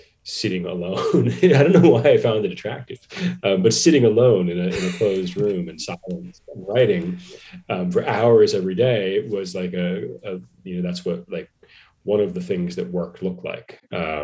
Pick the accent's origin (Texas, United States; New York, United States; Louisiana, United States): New York, United States; Long Island; moved away as an adult; also born or lived in Los Angeles; I grew up in New York. Yeah. I grew up in the suburbs on Long Island